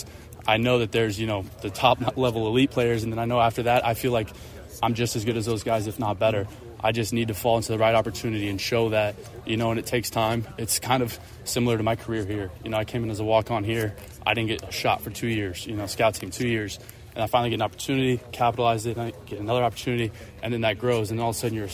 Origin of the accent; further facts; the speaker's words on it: Kansas City, United States; growing up in Kansas City, growing up a huge Chiefs fan